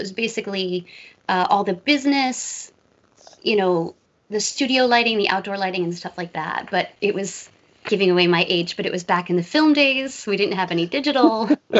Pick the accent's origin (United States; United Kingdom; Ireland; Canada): United States; New York; But no, I grew up near New York, so had awesome pizza, awesome Chinese food.